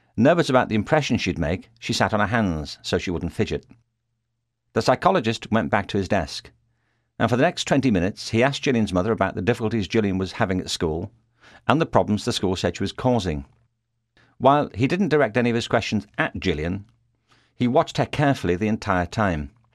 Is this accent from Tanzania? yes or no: no; Liverpool, North West England, United Kingdom; moved away as an adult; now in Los Angeles, United States; I was born in Liverpool, England, and in the nineteen sixties I went to a school there